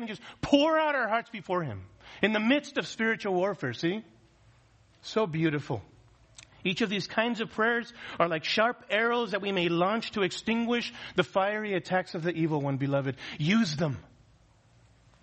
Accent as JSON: {"language": "English", "country": "United States", "said": "as American Christians"}